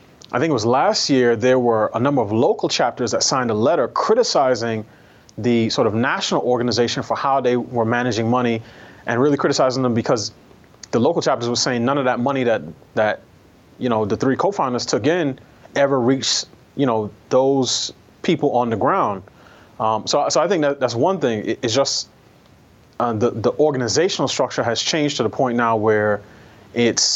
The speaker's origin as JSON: {"language": "English", "region": "New York", "country": "United States", "tie": "born or raised there", "said": "I'm a New Yorker, I grew up taking public transportation."}